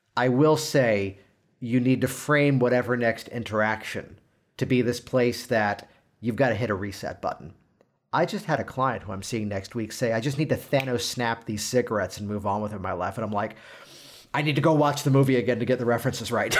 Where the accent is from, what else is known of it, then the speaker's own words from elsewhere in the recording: Virginia Beach, Virginia, United States; I am from Virginia Beach